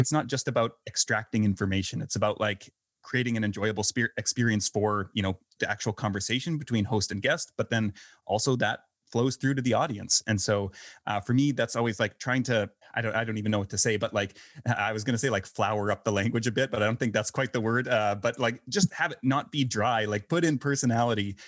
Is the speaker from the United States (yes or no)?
no; Canada; moved away as an adult; also born or lived in Vancouver, Canada; now in Belgrade, Serbia; I'm originally from Canada